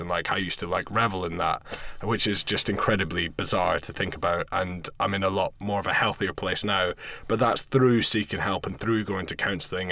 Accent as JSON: {"language": "English", "region": "Scotland", "country": "United Kingdom", "also_born_or_lived": "London", "moved": "as an adult", "said": "I'm from Scotland originally, but I was working in London running a bar"}